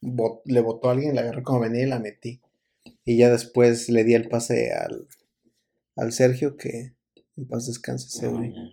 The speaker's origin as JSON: {"language": "Spanish", "country": "Mexico", "said": "me acuerdo que fui como típico mexicano, fui"}